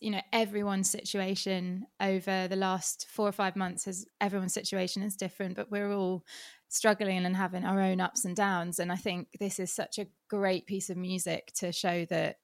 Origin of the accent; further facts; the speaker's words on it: England, United Kingdom; I have to say that as an English person